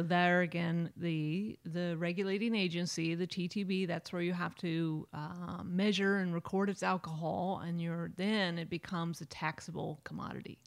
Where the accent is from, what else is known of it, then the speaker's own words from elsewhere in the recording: Napa, California, United States; I grew up in Napa